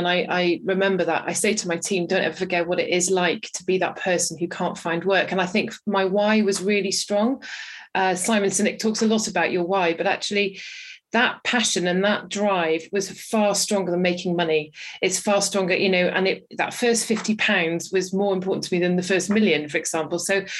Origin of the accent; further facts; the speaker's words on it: Wales, United Kingdom; So I am from Wales and don't have much of a Welsh accent anymore.